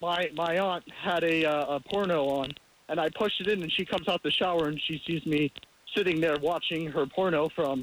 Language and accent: English; Long Island, New York, United States; I'm actually from Long Island as well